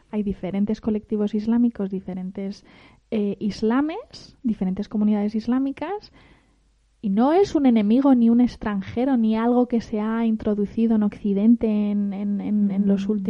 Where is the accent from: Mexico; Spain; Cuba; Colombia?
Spain; Yo puedo decir que soy amazigui y soy española.